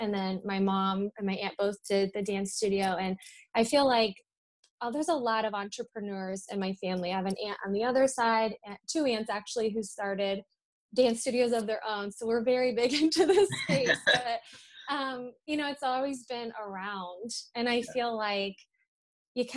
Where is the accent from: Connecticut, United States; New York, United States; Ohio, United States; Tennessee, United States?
Ohio, United States; Hilliard; also born or lived in Massachusetts; I was born in Massachusetts, and then we moved here when I was two, and we lived and grew up in Hilliard, my sister